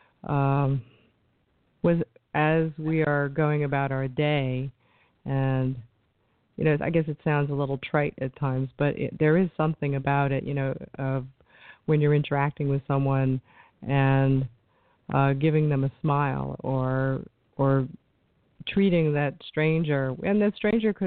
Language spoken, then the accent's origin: English; New York, United States; I come from New York, so we're a little standoffish